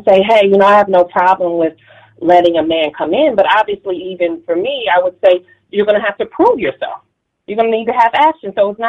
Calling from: Dallas, Texas, United States; Marie, I'm calling from Dallas.

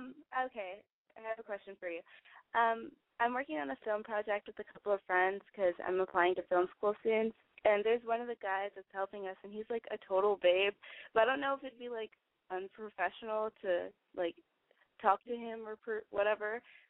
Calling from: San Antonio, Texas, United States; I'm from San Antonio, and I'm 19.

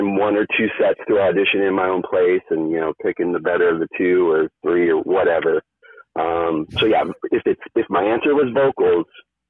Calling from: California, United States; I'm in Orange County, California.

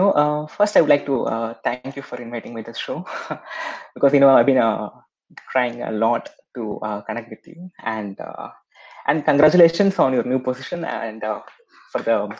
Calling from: India; I'm calling from India.

